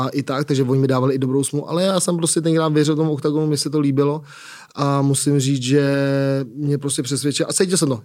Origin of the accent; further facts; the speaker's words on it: Prague, Czechia; Jsem z Prahy, jsem Pražák